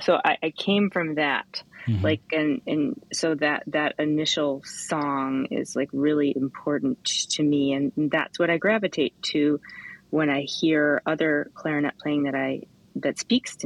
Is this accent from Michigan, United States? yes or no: yes; Kalamazoo, Michigan, United States; Kalamazoo, which is Kalamazoo, Michigan, my hometown